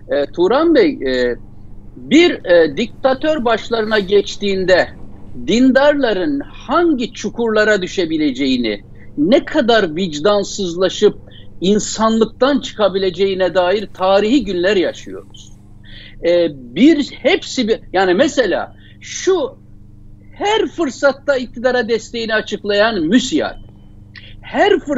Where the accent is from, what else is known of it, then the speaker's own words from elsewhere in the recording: Çaykara, Trabzon, Turkey; Biz mesela ben e, Trabzonluyum. Bizim Çaykara'da öyledir Trabzon'da. Çok yüksek dağlık yerlerdir.